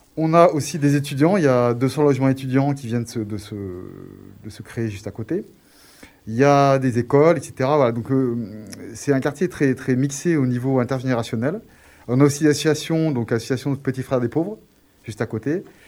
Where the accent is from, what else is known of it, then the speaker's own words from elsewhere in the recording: Grenoble, Auvergne-Rhône-Alpes, France; je suis né à Grenoble, euh, j'ai fait mes études à Grenoble